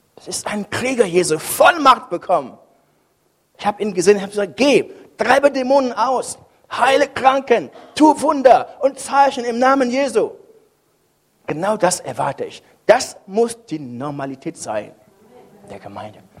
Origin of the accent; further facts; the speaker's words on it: Cameroon; now in Bremen, Germany; Kameruns, wo ich herkomme